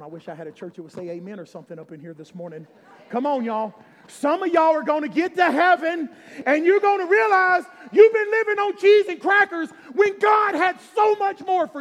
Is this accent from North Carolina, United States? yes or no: no; Alabama, United States; I'm from Alabama